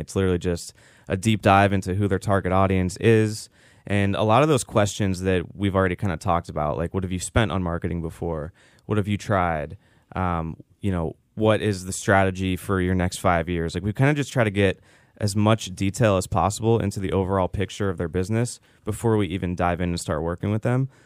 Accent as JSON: {"language": "English", "town": "Pittsburgh", "region": "Pennsylvania", "country": "United States", "moved": "as an adult", "lives_now": "Tampa, United States", "said": "I'm from the Pittsburgh area originally, and I moved to Tampa in two thousand thirteen"}